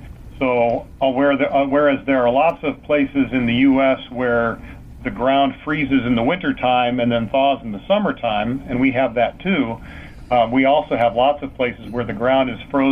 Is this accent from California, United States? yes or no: yes; Los Angeles, California, United States; moved away as an adult; now in Alaska, United States; I'm originally from California. Mm-hmm. Moved around a lot when I was a little kid, but I more or less grew up in the L.A. area.